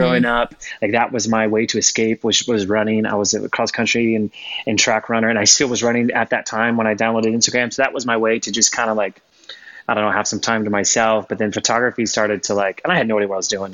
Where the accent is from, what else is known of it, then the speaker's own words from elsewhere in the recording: Florida, United States; moved away as an adult; also born or lived in Spokane, Washington; I grew up in Florida. Uh, so I'm from Florida originally